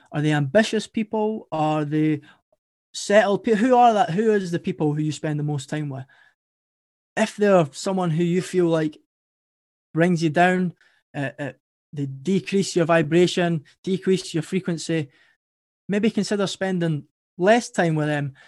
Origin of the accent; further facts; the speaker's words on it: Edinburgh, Scotland, United Kingdom; accent: Scottish; my story started in Edinburgh, Scotland. That's where I'm from. And I had a pretty good upbringing.